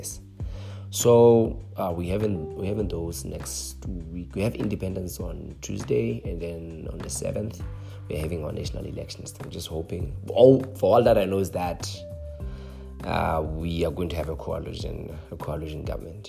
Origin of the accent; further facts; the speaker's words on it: Lesotho; I'm from Lesotho